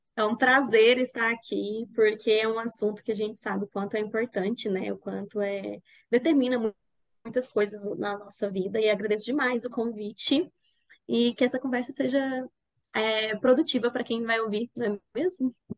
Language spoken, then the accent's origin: Portuguese; Goiânia, Goiás, Brazil; falo de Goiânia. Acho que é importante falar de onde eu falo, vocês vão pegar um sotaque aí